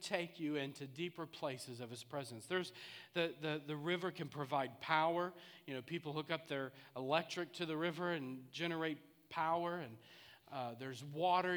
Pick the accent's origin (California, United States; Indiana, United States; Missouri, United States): Missouri, United States; St. Louis; I grew up in St. Louis